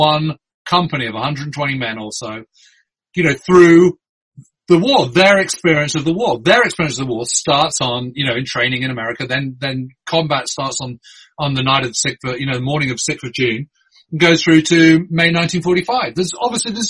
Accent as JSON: {"language": "English", "country": "United Kingdom", "said": "as a Brit"}